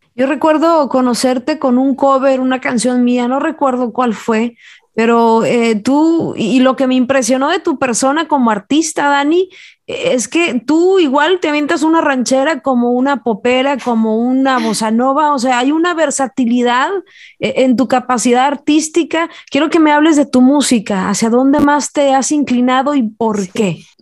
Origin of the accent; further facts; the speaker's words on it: Jalisco, Mexico; moved away; se da una mata artística muy importante por allá en mi tierra